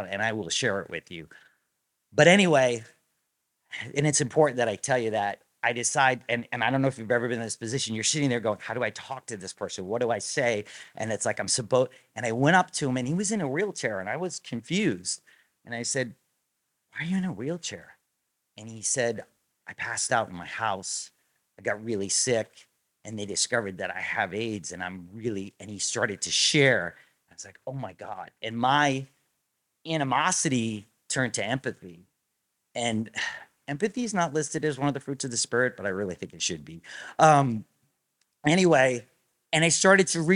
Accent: Rhode Island, United States; moved away; I grew up in Rhode Island

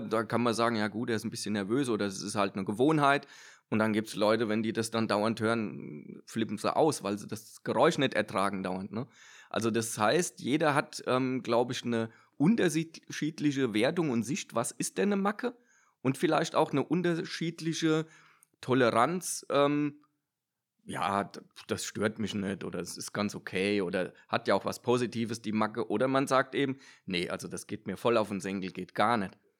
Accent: Odenwald, Hesse, Germany; ich komme ja aus dem Odenwald

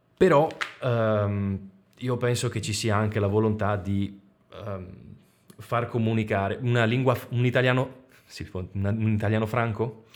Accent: Veneto, Italy; per noi che siamo veneti

